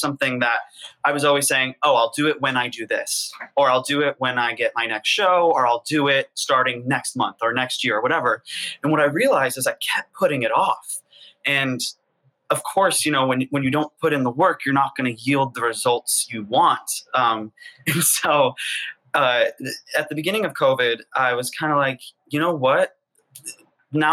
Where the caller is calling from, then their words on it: New York City, New York, United States; I am in Harlem, New York City.